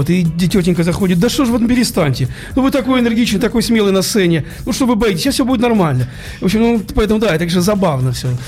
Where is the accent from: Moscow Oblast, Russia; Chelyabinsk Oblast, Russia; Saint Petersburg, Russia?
Saint Petersburg, Russia; Вот завтра премьера, это приедет вся московская группа, и только я один питерский.